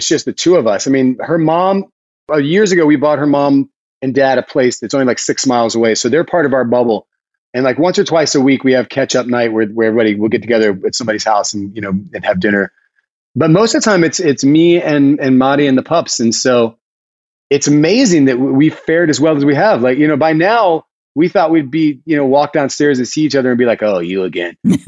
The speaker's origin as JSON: {"language": "English", "town": "Lake City", "region": "South Carolina", "country": "United States", "tie": "born or raised there", "moved": "yes", "lives_now": "Westchester, United States", "said": "I grew up in South Carolina in Lake City, which is a really small tobacco town"}